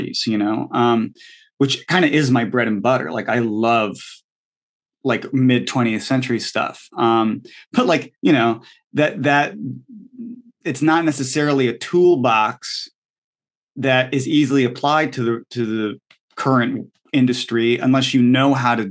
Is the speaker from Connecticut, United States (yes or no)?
yes; Connecticut, United States; I'm from Connecticut.